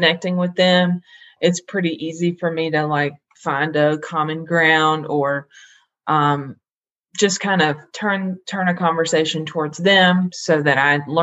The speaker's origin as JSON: {"language": "English", "town": "Greensboro", "region": "North Carolina", "country": "United States", "said": "I'm from Greensboro, North Carolina"}